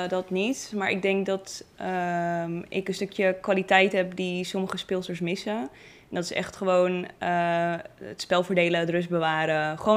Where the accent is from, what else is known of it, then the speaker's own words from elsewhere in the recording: Netherlands; ik, blijf wel die Nederlander